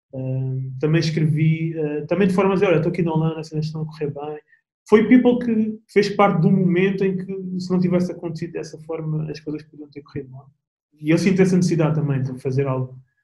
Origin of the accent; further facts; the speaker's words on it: Portugal; now in Netherlands; sou português